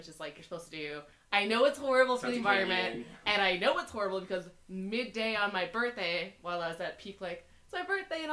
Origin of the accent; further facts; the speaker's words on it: Conception Bay South, Newfoundland and Labrador, Canada; that's my hometown.